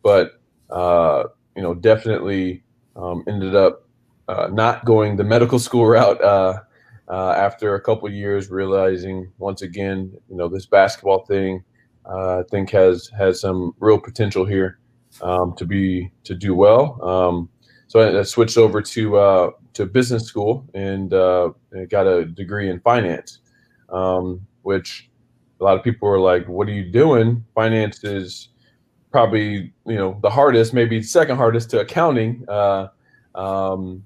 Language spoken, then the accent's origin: English; Springfield, Missouri, United States; moved away as an adult; now in Memphis, United States; I'm originally from Springfield, Missouri. So I'm a Midwest kid, and you know, went to Kickapoo High School